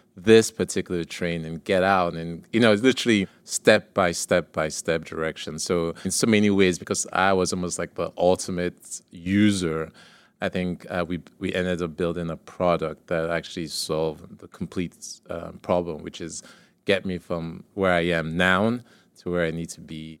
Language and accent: English; Nigeria; moved away; So, I grew up in Nigeria